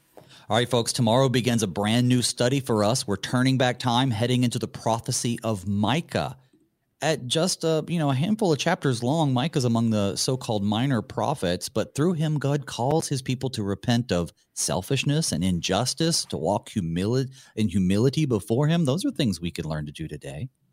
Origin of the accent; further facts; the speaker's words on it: the South, United States; I'm from the South